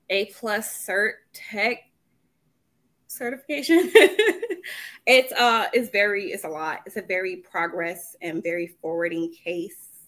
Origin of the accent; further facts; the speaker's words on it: Providence, Rhode Island, United States; now in Dallas, United States; And I moved here from Atlanta, Georgia. And but I grew up in Providence, Rhode Island.